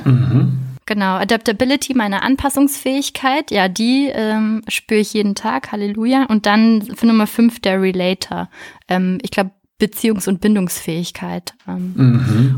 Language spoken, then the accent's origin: German; Berlin, Germany; moved away as an adult; also born or lived in France / Hamburg / Münster; Ich komme ursprünglich aus Berlin